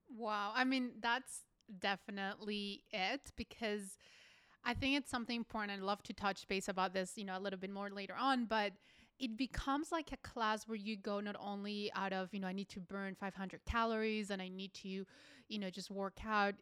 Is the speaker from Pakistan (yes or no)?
no; Colombia; moved away; I'm from Colombia